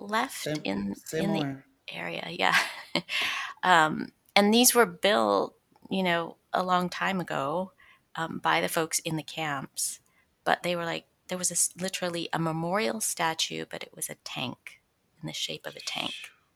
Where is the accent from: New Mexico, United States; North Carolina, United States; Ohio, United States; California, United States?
California, United States; Stockton; also born or lived in San Francisco, California; I was born in Stockton, California, in the Central Valley, and grew up between there and San Francisco.